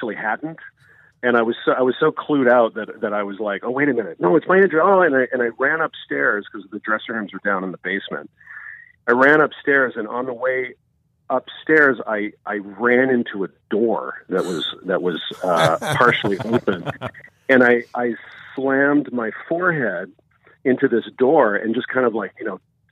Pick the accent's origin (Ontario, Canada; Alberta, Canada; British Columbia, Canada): British Columbia, Canada; Vancouver; moved away as an adult; also born or lived in Toronto; I'm born and raised in Vancouver, but I moved to Toronto when I was in university